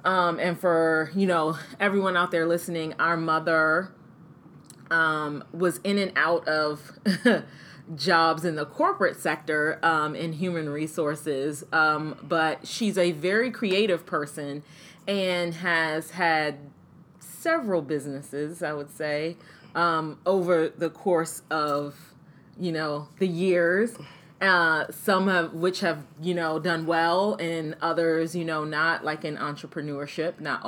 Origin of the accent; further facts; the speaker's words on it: Maryland, United States; we grew up in Maryland in the suburbs of Washington, D.C.